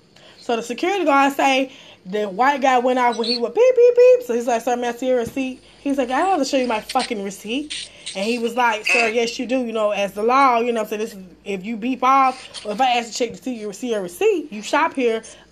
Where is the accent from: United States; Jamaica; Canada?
United States; New York; I had to let him know, like, I'm from New York.